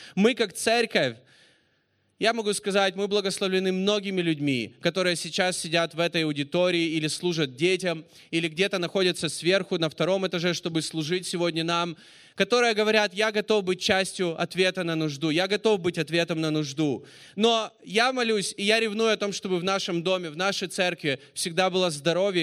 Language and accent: Russian; Russia; I am from Russia